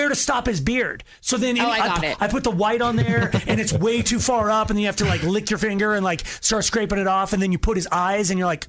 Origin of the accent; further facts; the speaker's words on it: Longmont, Colorado, United States; Longmont, my hometown, is a small, even now it's still a hometown